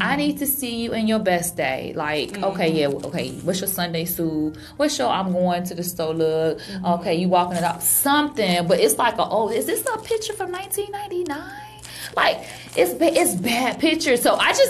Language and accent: English; Chicago, Illinois, United States; moved away as an adult; now in Los Angeles, United States; I'm Chicago.